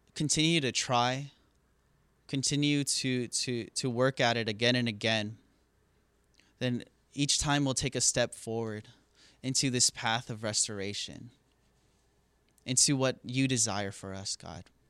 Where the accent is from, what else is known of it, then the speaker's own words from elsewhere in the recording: Hawaii, United States; moved away as an adult; now in California, United States; growing up in Hawaii